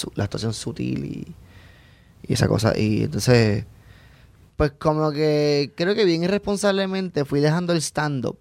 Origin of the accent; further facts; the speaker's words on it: Puerto Rico; moved away as an adult; also born or lived in Orlando, United States; me fui de Puerto Rico a Estados Unidos para trabajar en Disney